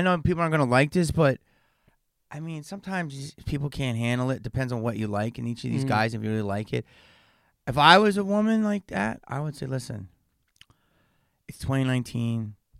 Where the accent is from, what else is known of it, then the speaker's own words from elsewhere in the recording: Upper Darby, Pennsylvania, United States; moved away; I'm from Philly, yeah.